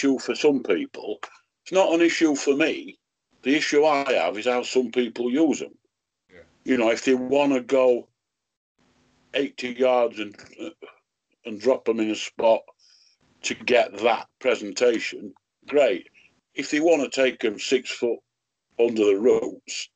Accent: Rotherham, Yorkshire and the Humber, United Kingdom; I come from Rotherham

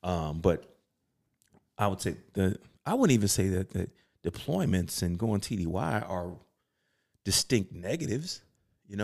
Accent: Chicago, Illinois, United States; Now, for me, growing up on the South Side of Chicago, welfare, last four kids, there are no military bases near where I grew up.

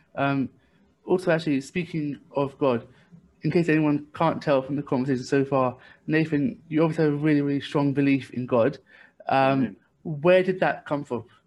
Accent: London, United Kingdom; I'm also from East London myself

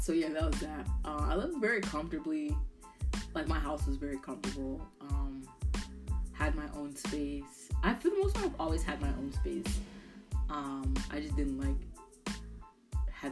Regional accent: Bridgeport, Connecticut, United States; I was born in Bridgeport, Connecticut. Now, I lived on the east, on William Street.

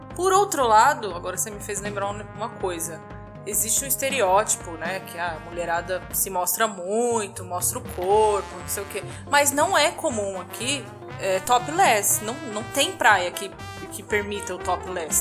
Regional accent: Brazil; Sou, sou brasileira.

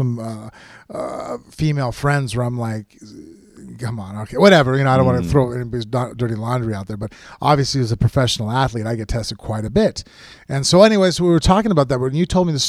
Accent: Las Vegas, Nevada, United States; I was born and raised in Vegas

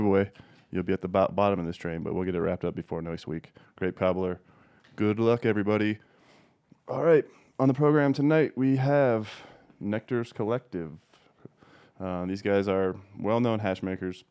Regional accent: Des Moines, Iowa, United States; I was born in Des Moines

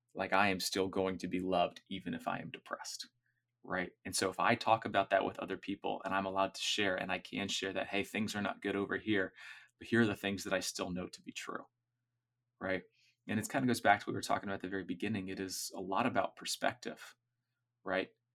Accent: Orlando, Florida, United States; I grew up in Orlando.

